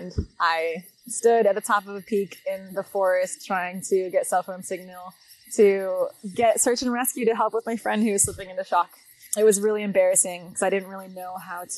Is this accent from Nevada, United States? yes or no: yes; Las Vegas, Nevada, United States; I grew up in Las Vegas, Nevada